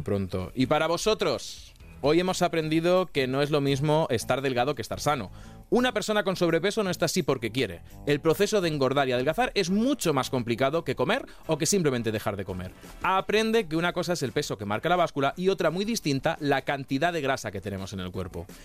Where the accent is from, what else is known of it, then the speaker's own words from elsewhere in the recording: Toledo, Castilla-La Mancha, Spain; yo soy de Castilla-La Mancha